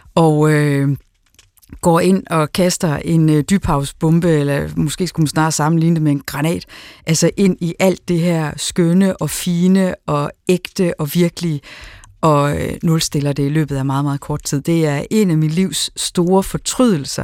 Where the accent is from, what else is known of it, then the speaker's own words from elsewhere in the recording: Aarhus, Central Denmark Region, Denmark; Aarhus, hvor jeg er fra